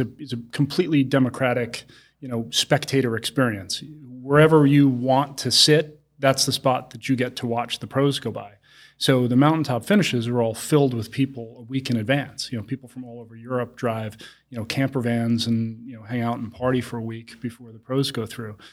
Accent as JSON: {"language": "English", "area": "Long Island", "region": "New York", "country": "United States", "tie": "born or raised there", "said": "I grew up in Long Island and, uh, to a very middle-class family."}